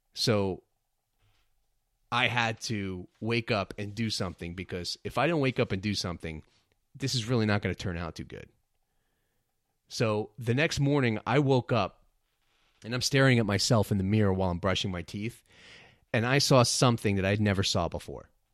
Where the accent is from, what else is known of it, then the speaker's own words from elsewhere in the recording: New York City, New York, United States; also born or lived in New Jersey; I was born in Brooklyn, New York, and I consider myself a New Yorker, even though I spent a lot of time growing up and living in New Jersey